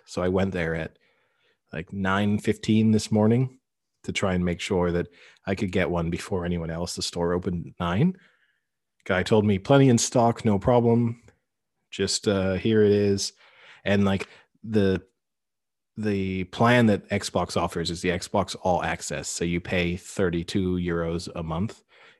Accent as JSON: {"language": "English", "country": "United Kingdom", "also_born_or_lived": "France", "said": "So I gave her the town that I was born in outside of Paris. And then she said, and where are you from? Like, what's your nationality? And I was like, well, I'm British."}